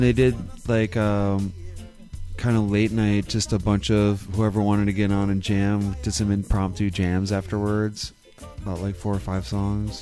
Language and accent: English; Wisconsin, United States; when I was born in Wisconsin